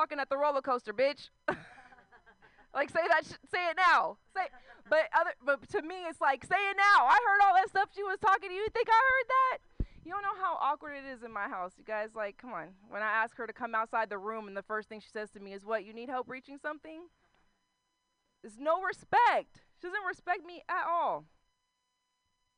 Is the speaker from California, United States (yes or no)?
yes; Concord, California, United States; Concord is that place where white people have Black Lives Matter posters outside their house and never had a black life in their house. But that's where I'm from